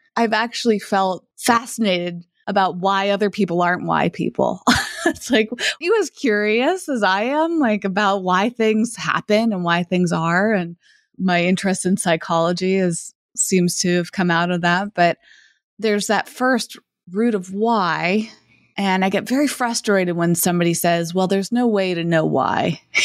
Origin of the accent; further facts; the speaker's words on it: Massachusetts, United States; moved away as an adult; also born or lived in Los Angeles / San Francisco; I grew up in Massachusetts